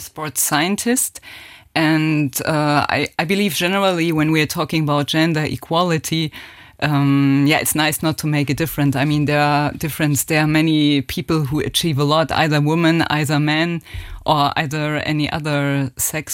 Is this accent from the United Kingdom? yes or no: no; Germany; accent: German; English is a second language; moved away as an adult; also born or lived in France; now in Luxembourg; my accent is still very German.